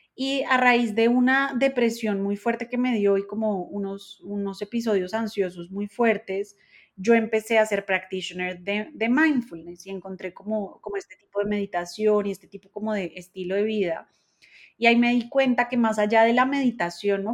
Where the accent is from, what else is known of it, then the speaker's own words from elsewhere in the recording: Colombia; yo soy colombiana